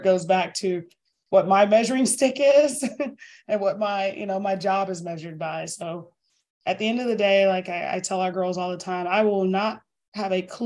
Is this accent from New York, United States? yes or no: no; Northern Virginia, United States; now in Greenville, United States; I'm from Northern Virginia